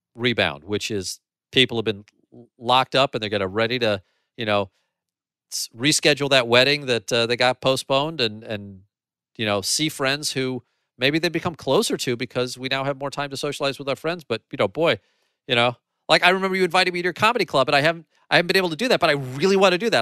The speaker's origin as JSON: {"language": "English", "town": "St. Louis", "region": "Missouri", "country": "United States", "tie": "born or raised there", "said": "Saint Louis is my hometown"}